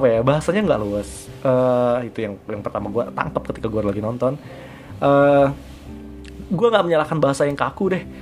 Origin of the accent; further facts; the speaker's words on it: Kalimantan, Indonesia; Gua, gua kan gua, gua, gua adalah orang Kalimantan mungkin meskipun gua berdarah Jawa